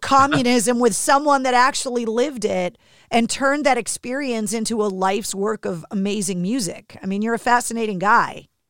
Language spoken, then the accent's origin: English; Boston, Massachusetts, United States; growing up in New England, in America